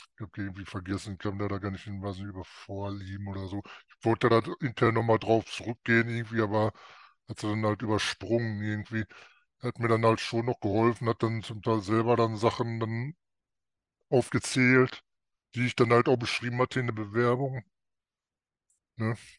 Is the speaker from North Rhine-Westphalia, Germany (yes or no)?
yes; North Rhine-Westphalia, Germany; ich komme aus Nordrhein-Westfalen